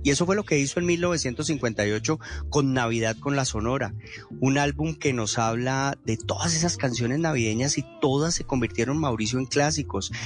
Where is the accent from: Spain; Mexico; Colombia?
Colombia; Popayán, Cauca; en Popayán, de donde yo vengo